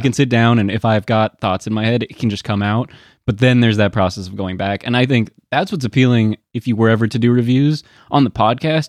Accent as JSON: {"language": "English", "town": "Portland", "region": "Oregon", "country": "United States", "tie": "born or raised there", "moved": "yes"}